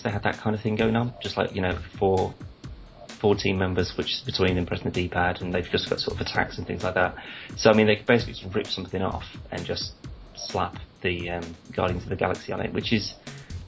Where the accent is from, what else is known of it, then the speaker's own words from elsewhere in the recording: England, United Kingdom; I'm English